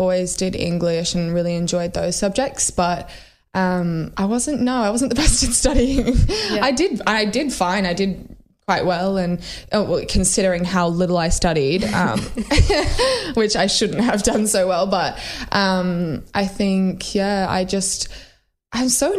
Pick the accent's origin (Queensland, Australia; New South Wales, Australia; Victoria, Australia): New South Wales, Australia; Sydney; also born or lived in Melbourne; I grew up in Sydney